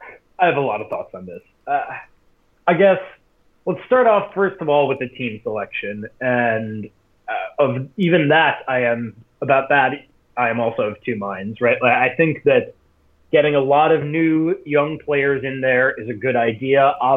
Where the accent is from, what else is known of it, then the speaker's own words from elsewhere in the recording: Wisconsin, United States; moved away; I'm back in my hometown, Wisconsin